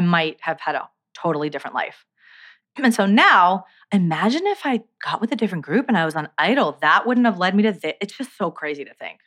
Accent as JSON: {"language": "English", "region": "New Jersey", "country": "United States", "tie": "born or raised there", "also_born_or_lived": "Brooklyn, New York", "said": "I grew up in New Jersey. I was born in Brooklyn"}